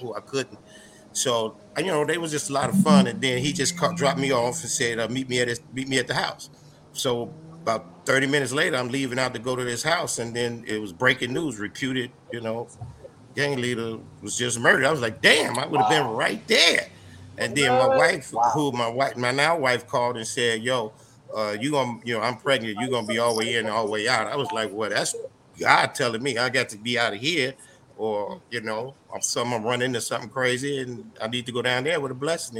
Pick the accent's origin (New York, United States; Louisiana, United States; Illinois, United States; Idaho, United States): Illinois, United States; Chicago; moved away; also born or lived in New Jersey; they say I talk funny because I'm from Chicago